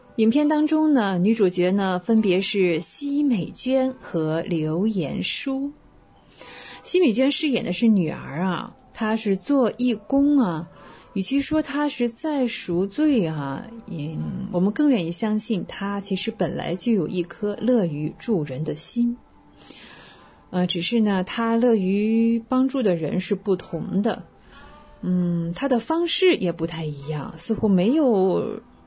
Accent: China; 我们中国人

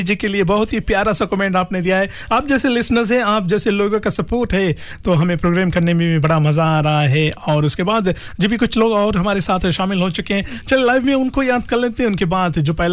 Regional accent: Saweni, Western Division, Fiji; now in Auckland, New Zealand; हैं जी हमारे गांव के ये सवेनी

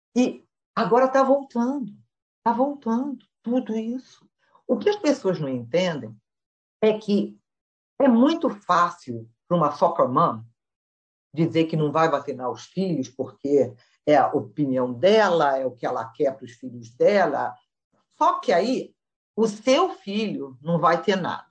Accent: Brazil; moved away; crescendo no Brasil

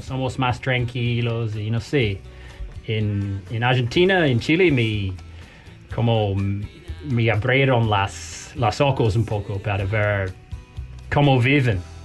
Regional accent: New Zealand; Spanish is a second language; no soy americano, soy de Nueva Zelanda

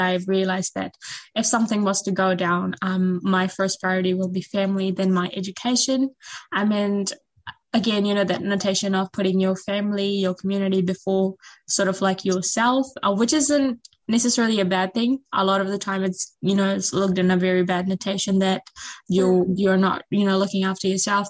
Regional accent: Fiji; moved away; back in my home country

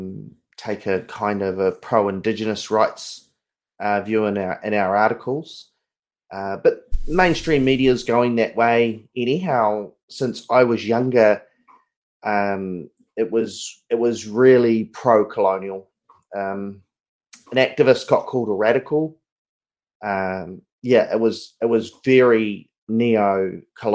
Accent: Otago, New Zealand; also born or lived in Port Chalmers / Whakatane; now in Pōkeno, New Zealand; I'm from Otago. And so I used to live out in Port Chalmers.

